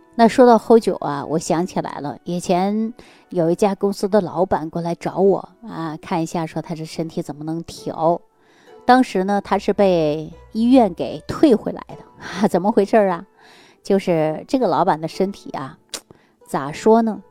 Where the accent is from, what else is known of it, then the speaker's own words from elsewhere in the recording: Northeast China, China; moved away; also born or lived in Shaanxi; 说句我们东北话